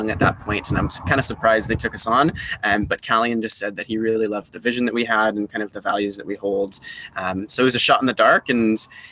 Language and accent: English; Salt Spring Island, British Columbia, Canada; now in Victoria, Canada; I grew up over on Salt Spring Island, was a born and raised Islander over there